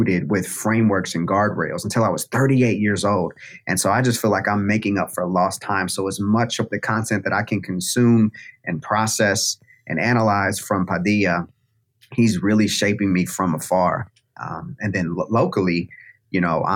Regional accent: Kansas City, United States; moved away as an adult; also born or lived in Atlanta, Georgia / Decatur, Georgia; that's where me and my wife are from, born and raised in Kansas City.

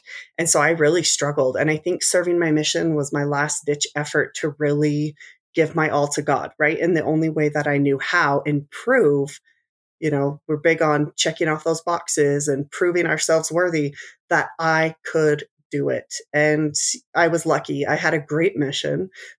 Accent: Utah, United States; And so from my late childhood till now, we've been along the Wasatch Front. I grew up in Davis County, graduated from Layton High

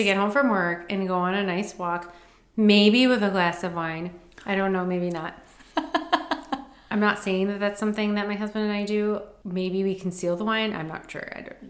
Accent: Michigan, United States; I grew up in Michigan with a lot of lakes.

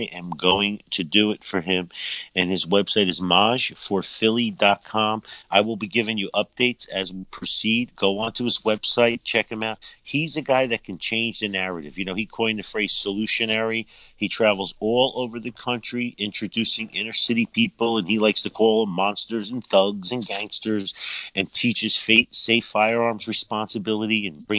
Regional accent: New Jersey, United States; I'm from New Jersey

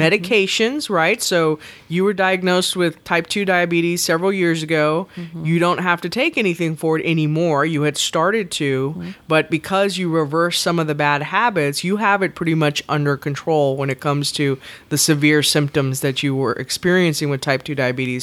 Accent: the South, United States; I'm from the South

